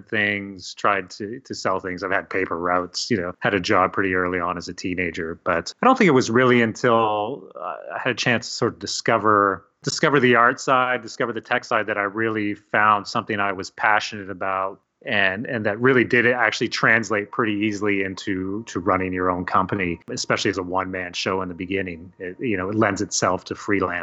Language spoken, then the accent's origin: English; Hamilton, Ontario, Canada; also born or lived in Toronto; Yeah, so I grew up in Hamilton, Ontario, and I'm still